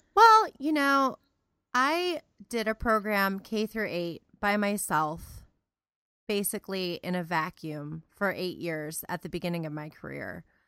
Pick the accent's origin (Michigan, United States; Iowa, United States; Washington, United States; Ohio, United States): Ohio, United States; Cleveland; now in Central Ohio, United States; I was originally from the Cleveland area